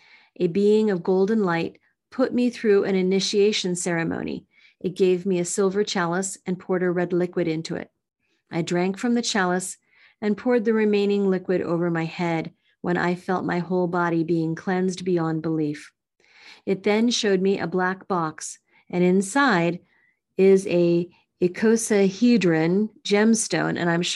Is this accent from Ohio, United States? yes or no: no; Missouri, United States; happened in my home state of Missouri.